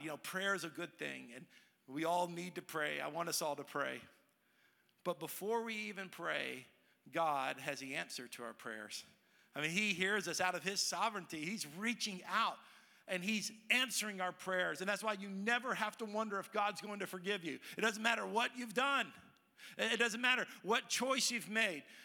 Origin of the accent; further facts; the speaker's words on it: Dallas, Texas, United States; moved away as an adult; now in Tennessee, United States; I grew up in Dallas